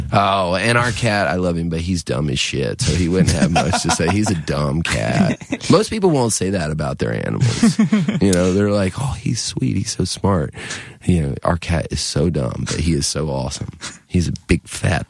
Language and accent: English; near Wilmington, Cape Fear area of North Carolina, United States; also born or lived in Richmond; I grew up in the Cape Fear area of North Carolina, down near Wilmington, part of the time.